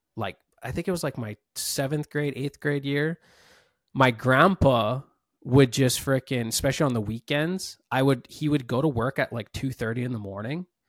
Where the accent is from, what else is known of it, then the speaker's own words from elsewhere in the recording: Maui, Hawaii, United States; I was born and raised here in Maui